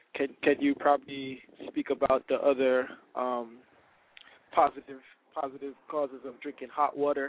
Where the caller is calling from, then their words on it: Fort Lauderdale, Florida, United States; I'm calling from Fort Lauderdale.